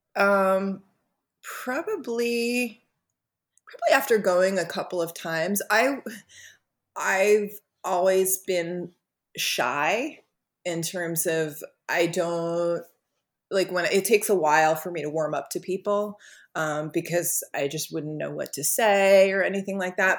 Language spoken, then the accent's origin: English; Long Beach, New York, United States; I grew up in Long Beach